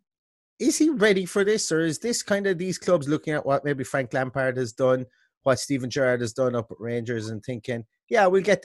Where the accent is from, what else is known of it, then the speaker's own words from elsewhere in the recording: Limerick, Munster, Ireland; I'm from Limerick